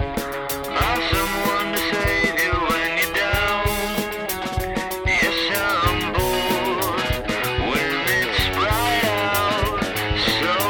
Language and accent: English; Liverpool, North West England, United Kingdom; I'm from Liverpool.